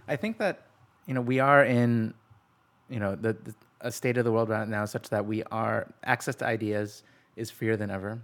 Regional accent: Cleveland, Ohio, United States; now in California, United States; I'm from Cleveland

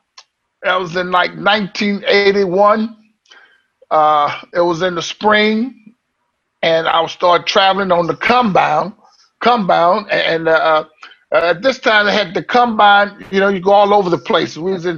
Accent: the South, United States; I'm from the South. I grew up in church

